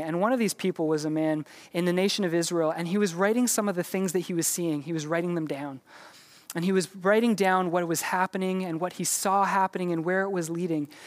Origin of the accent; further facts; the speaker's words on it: Canada; we're Canadian